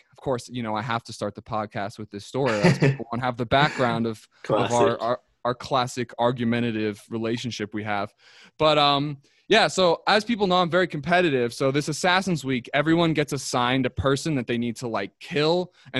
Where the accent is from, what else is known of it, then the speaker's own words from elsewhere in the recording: United States; accent: American; with my American accent